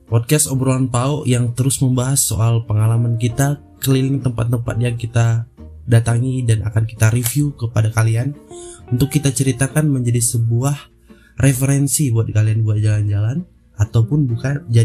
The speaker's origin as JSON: {"language": "Indonesian", "region": "West Java", "country": "Indonesia", "said": "udah kan aku kan emang orang Sunda."}